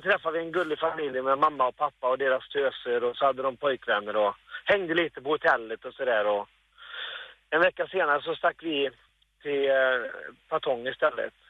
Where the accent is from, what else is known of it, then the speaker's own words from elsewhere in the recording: Borås, Västra Götaland, Sweden; vi är från Borås